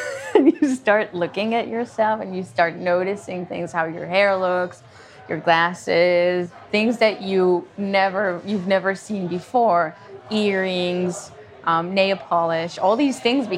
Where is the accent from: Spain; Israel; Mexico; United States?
Israel; it was a major part of growing up in Israel.